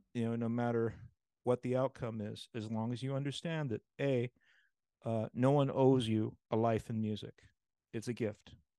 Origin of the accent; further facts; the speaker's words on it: New York, United States; now in Los Angeles, United States; playing in the Allstate Orchestra growing up in New York